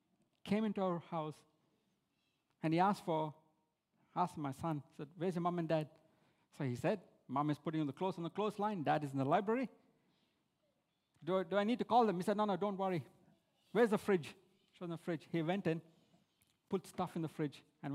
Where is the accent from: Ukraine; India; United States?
India; moved away as an adult; now in Australia; When I came from India, as an overseas student, we didn't get any benefits or HECS from the government.